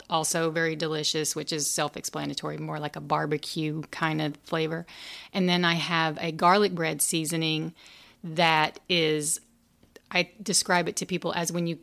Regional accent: Tennessee, United States; moved away as an adult; also born or lived in Chattanooga, Tennessee / Charleston / Mississippi; now in Hampstead, United States; I'm originally from Tennessee, the hills of Tennessee.

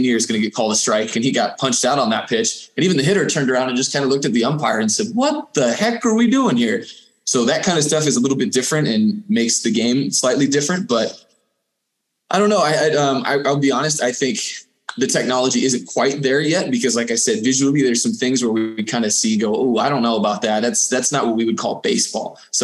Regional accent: San Diego, California, United States; So I'm from San Diego. I grew up there, and from the time I was about 6 months old until the end of high school

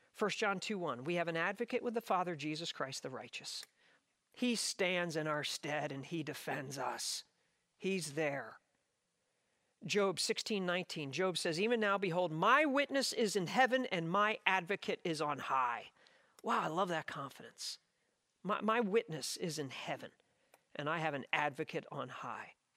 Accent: South Jersey shore, New Jersey, United States; I grew up on the South Jersey shore

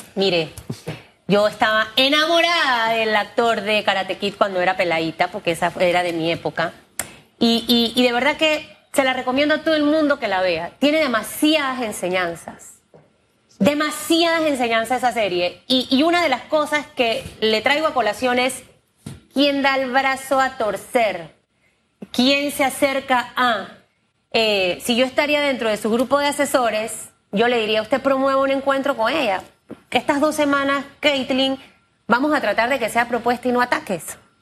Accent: Panama; Yo no soy panameñista, pero soy panameña

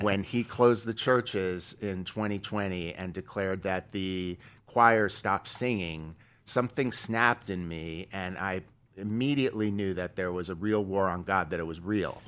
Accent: Beverly Hills, California, United States; also born or lived in New York; I was born in New York, uh, in the sixties. Uh, my family moved to Beverly Hills when I was young. uh, about third, fourth grade, moved out here

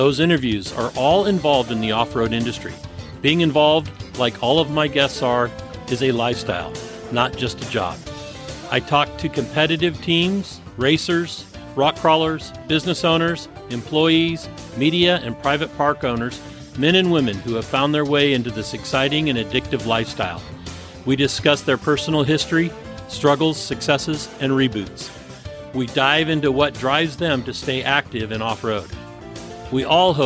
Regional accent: San Francisco Bay Area peninsula, California, United States; moved away; where I was born and raised, and that's the San Francisco Bay Area on the peninsula

